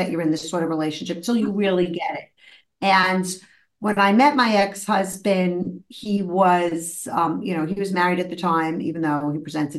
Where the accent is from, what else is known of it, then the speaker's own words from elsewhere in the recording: New York City, New York, United States; I grew up in Brooklyn in the 70s with a mother who was super psychological and very into my feelings